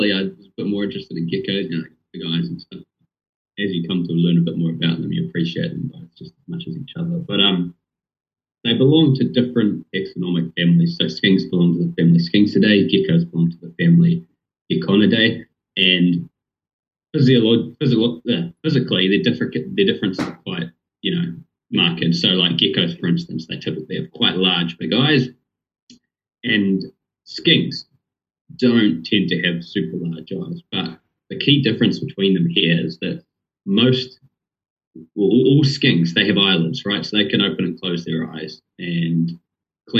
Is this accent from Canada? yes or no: no; Rotorua, Bay of Plenty, New Zealand; now in Dunedin, New Zealand; I'm actually from Rotorua on the North Island.